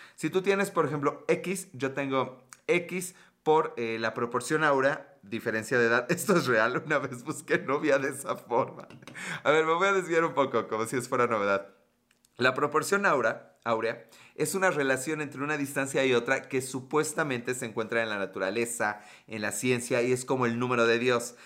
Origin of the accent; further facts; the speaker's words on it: Puebla, Mexico; Soy de Puebla, México